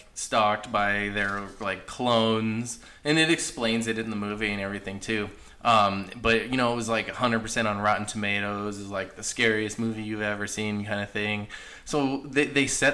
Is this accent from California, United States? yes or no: yes; Hollister, California, United States; also born or lived in Pennsylvania; now in Arizona, United States; I used to always tell people I grew up in the Bay Area, and I was corrected several times saying, Hollister's